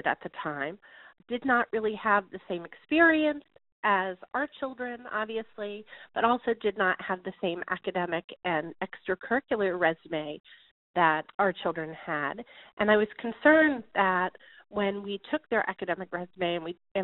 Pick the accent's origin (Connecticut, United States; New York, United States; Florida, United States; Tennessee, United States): Connecticut, United States; the Northeast; moved away; Where I am from the Northeast, and I applied to schools where my friends had applied to schools, and really as I was in the Connecticut area